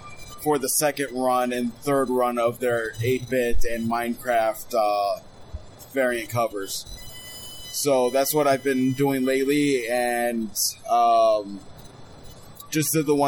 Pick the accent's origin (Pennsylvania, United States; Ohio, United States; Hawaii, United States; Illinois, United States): Illinois, United States; Chicago; born or raised there